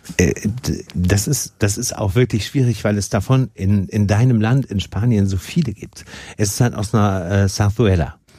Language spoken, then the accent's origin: German; Germany; bei uns in Deutschland